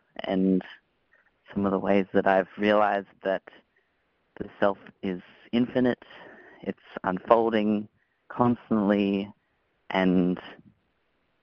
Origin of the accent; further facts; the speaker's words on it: Melbourne, Victoria, Australia; I'm from Melbourne